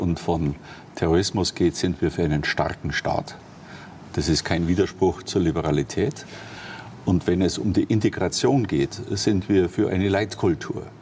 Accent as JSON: {"language": "German", "town": "Ingolstadt", "region": "Bavaria", "country": "Germany", "tie": "born or raised there", "said": "in meiner Heimatstadt mhm. hier in Ingolstadt"}